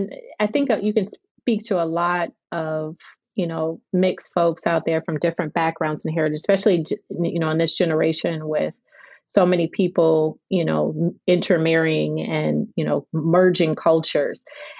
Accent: Chicago, Illinois, United States; also born or lived in Guadalajara, Mexico / Guanajuato, Mexico / Cuba; now in New Orleans, United States; I lived in Cuba for a little bit, you know, and I grew up in Chicago around Puerto Rican. So, you know, it means that Latino heritage means a lot to me.

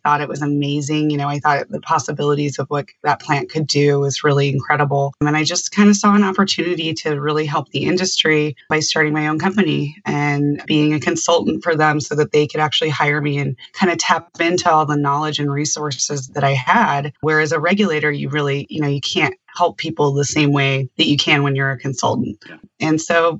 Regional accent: Colorado, United States; I grew up in Colorado. I'm a Colorado native.

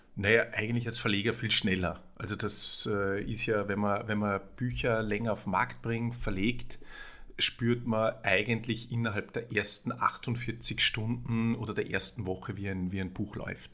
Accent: Salzburg, Austria; moved away as an adult; now in Vienna, Austria; ich komme aus Salzburg, bin gelernter Jurist und bin in einer, bin in einer Buchhändlerfamilie, in einer Salzburger Buchhändlerfamilie aufgewachsen

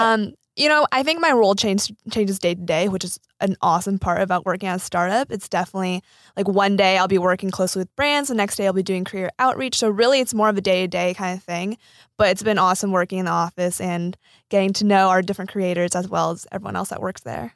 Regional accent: Silicon Valley, California, United States; I grew up in the Silicon Valley

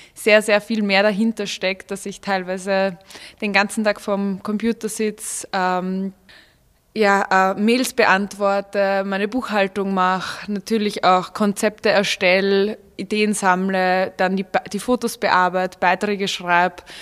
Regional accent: Vienna, Austria; moved away as an adult; now in Salzburg, Austria; ich bin in Wien aufgewachsen und geboren

